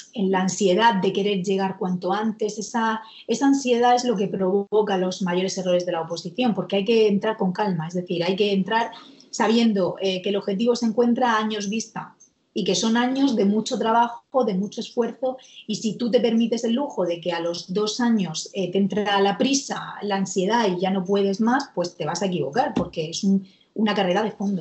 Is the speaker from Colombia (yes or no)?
no; Murcia, Region of Murcia, Spain; que está aquí en, Murcia, yo soy de Murcia